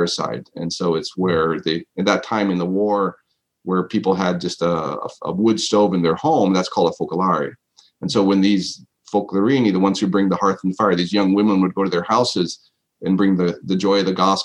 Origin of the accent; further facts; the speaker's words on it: San Antonio, Texas, United States; also born or lived in Colorado / New York / Italy; now in Phoenix, United States; I grew up in Texas. My formative years were down in San Antonio.